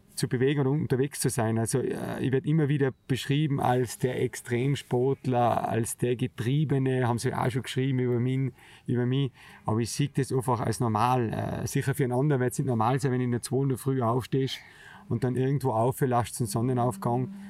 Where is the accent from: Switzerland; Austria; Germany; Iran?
Austria; Zemmgrund, Tyrol; das Zemtal, der Zemgrund, wo eigentlich aufgewachsen bin, relativ weit hinten drinnen im sogenannten Gasthof Breitlana. Ich bin bei meinem Onkel aufgewachsen